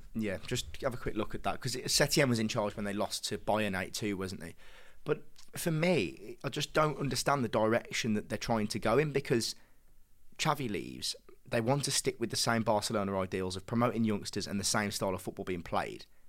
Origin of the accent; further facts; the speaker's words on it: England, United Kingdom; as English lads ourselves